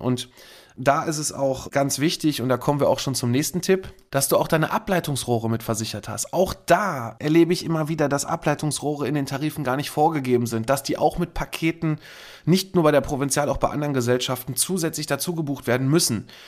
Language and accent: German; Kamp-Lintfort, North Rhine-Westphalia, Germany; bei uns in Kamp Lindfort am Niederrhein